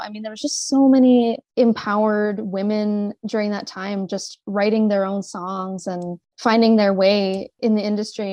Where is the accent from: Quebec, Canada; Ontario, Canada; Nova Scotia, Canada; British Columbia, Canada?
Ontario, Canada; Sudbury; moved away as an adult; also born or lived in Montreal / Toronto; now in Calgary, Canada; born and raised in Sudbury, actually, and uh, it was a great place to grow up